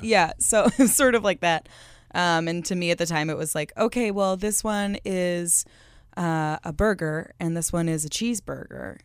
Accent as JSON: {"language": "English", "area": "Long Island", "region": "New York", "country": "United States", "tie": "born or raised there", "said": "I'm from Long Island"}